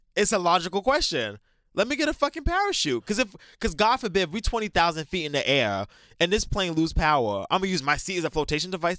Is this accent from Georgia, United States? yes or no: no; New York City, New York, United States; I'm from New York